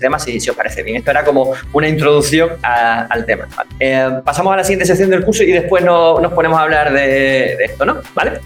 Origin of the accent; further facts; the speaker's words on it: Ceuta, Spain; información de mi tierra, que es RTVC, Radio Televisión Ceuta